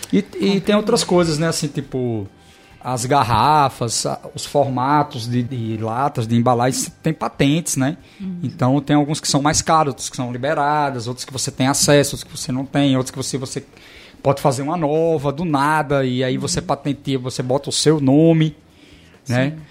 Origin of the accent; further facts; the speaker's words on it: Natal, Rio Grande do Norte, Brazil; moved away as an adult; now in Portugal; o bairro que eu nasci, né? Eu nasci na Policlínica e estudei no Alecrim também